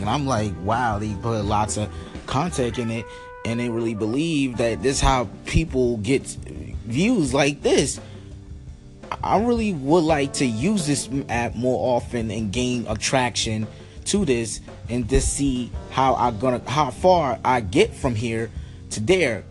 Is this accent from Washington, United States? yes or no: no; New York City, New York, United States; also born or lived in Bronx, New York; I was from Harlem, but I moved to the Bronx